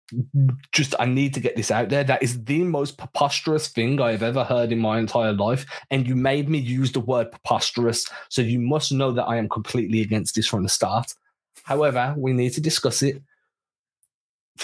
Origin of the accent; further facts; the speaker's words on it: England, United Kingdom; We're English